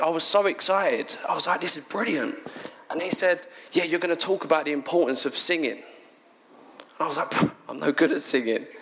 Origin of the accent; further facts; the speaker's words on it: London, United Kingdom; moved away as an adult; now in Sidcup, United Kingdom; I'm actually from South London, a place called Bermondsey.